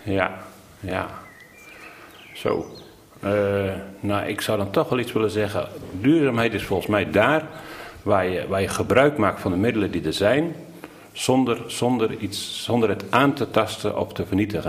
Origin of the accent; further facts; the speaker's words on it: Veluwe, Gelderland, Netherlands; Ik ben opgegroeid op de Veluwe, een prachtige boerderij.